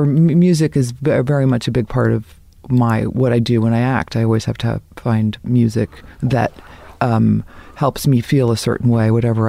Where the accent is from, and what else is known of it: Dayton, Ohio, United States; born or raised there; also born or lived in Boston, Massachusetts / Cincinnati, Ohio